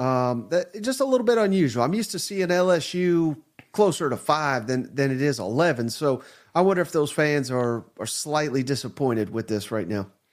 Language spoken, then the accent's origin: English; Nashville, Tennessee, United States; my hometown, Nashville, Tennessee